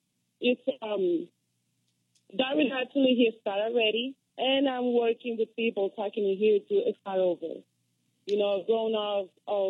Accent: Colombia; English is a second language; moved away; I'm Latina, African descendant, but Latina from Colombia. Then that's why my accent.

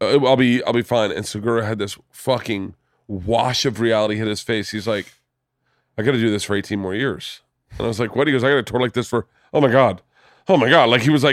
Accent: Florida, United States; I'm from the South. I'm from Florida.

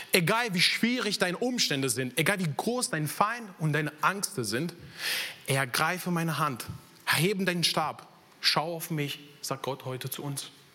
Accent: Italy; German is a second language; moved away as an adult; now in Germany; bin ich in Italien geboren, aufgewachsen

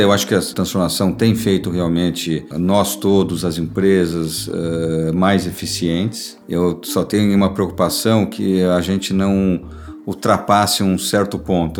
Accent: Brazil; estou falando mesmo como cidadão brasileiro

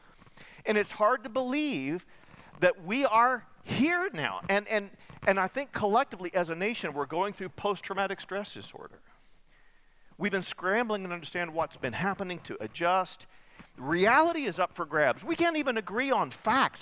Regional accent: Muleshoe, Texas, United States; moved away; I grew up in Muleshoe, part of my childhood

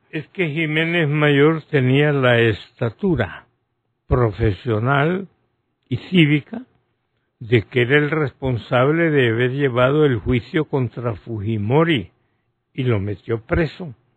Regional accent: Honduras

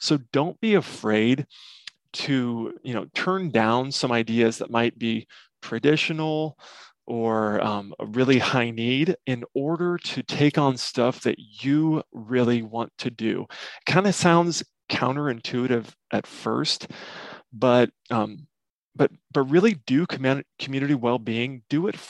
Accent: Nebraska, United States; I'm from Nebraska

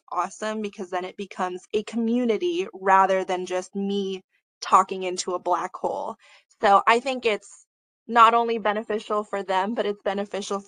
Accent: United States; I definitely struggled with my identity and my culture growing up in America

